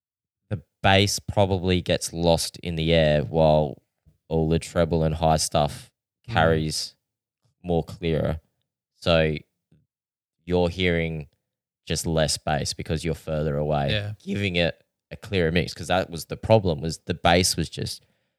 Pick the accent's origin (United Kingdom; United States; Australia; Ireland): Australia; Adelaide, South Australia; And I said, well, we're from Adelaide.